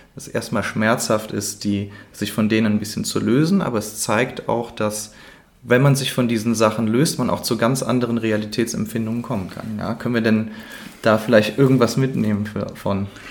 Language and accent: German; Cologne, North Rhine-Westphalia, Germany; für mich als Kölner